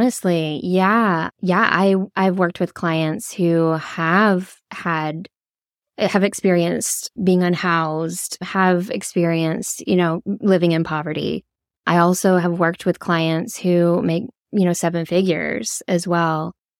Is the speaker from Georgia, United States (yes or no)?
yes; Georgia, United States; I was raised in the South, in Georgia. Very proud of that fact